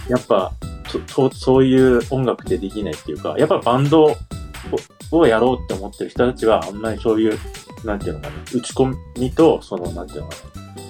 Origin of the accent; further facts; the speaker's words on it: Kyushu, Saga, Japan; 僕、九州が実家なんですよ。地元九州で、佐賀っていうところなんですけど